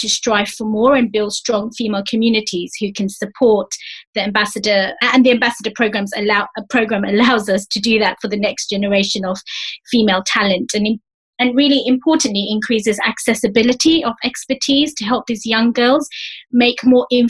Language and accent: English; London, United Kingdom; accent: East London dialect; I'm from East London.